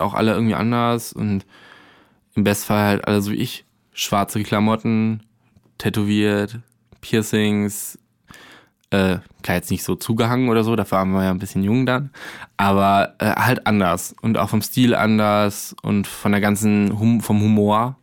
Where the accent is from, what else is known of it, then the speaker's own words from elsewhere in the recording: Arnsberg, North Rhine-Westphalia, Germany; now in Berlin, Germany; ich komme aus der Nähe von Soest mhm. und eher so Arnsberg.